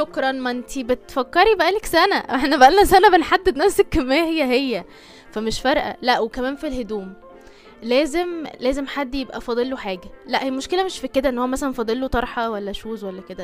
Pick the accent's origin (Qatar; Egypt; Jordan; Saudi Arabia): Egypt